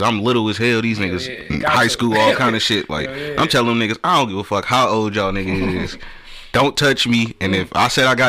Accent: Detroit, Michigan, United States; now in Atlanta, United States; Yeah, at first, that's what it was. Like, I'm from Detroit.

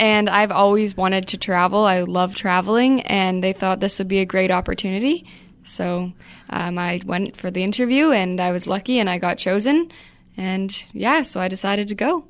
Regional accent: Canada; I was from Canada.

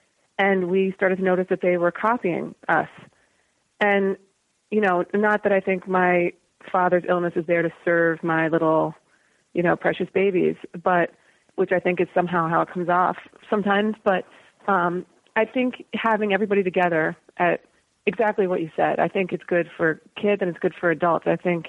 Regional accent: United States; You know, I'm an American kid and I get

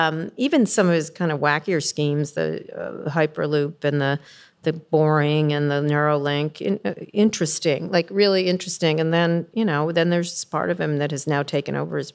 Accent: San Francisco, California, United States; Not that there's anything wrong with that. I'm from San Francisco. It's fine.

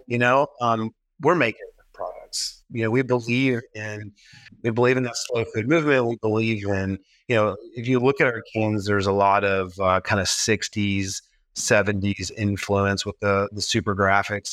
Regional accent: the South, United States; moved away; also born or lived in Memphis; I grew up in the South.

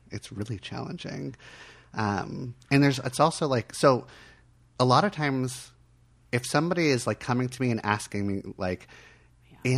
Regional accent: Miami, Florida, United States; I was born in Miami.

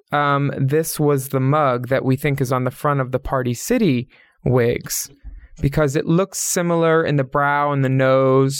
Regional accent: Pennsylvania, United States; two Pennsylvania girls

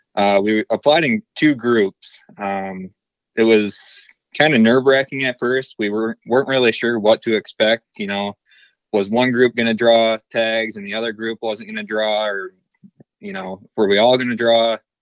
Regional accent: Beal City, Michigan, United States; I'm actually from Beale City, Michigan. I'm twenty-nine years old, and I've pretty much, uh, lived in this area my entire life

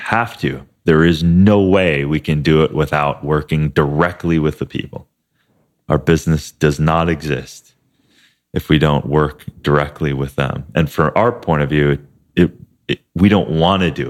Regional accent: Midwest, United States; a family that we grew up with in Midwest

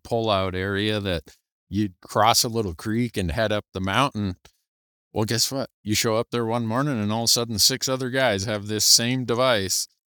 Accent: Montana, United States; my home state of Montana

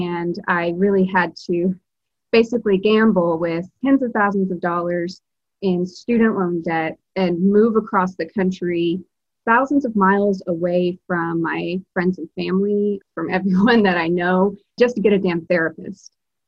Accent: Alabama, United States; now in Massachusetts, United States; I'm originally from Alabama, but I live in Massachusetts.

